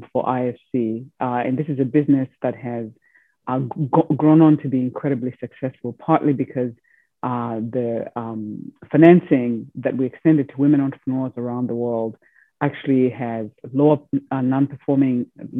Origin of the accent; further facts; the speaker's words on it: Zimbabwe; moved away; also born or lived in Europe / United States; I was born in Zimbabwe, educated in Europe, and then finally in the United States.